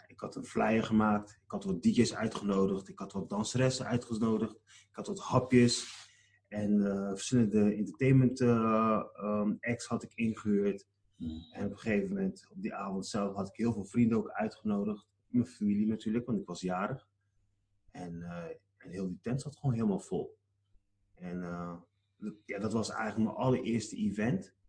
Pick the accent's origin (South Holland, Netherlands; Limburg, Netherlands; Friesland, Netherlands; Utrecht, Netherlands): South Holland, Netherlands; Rotterdam; Ik ben zelf in Rotterdam geboren. En eh, hier ben ik geboren en getogen.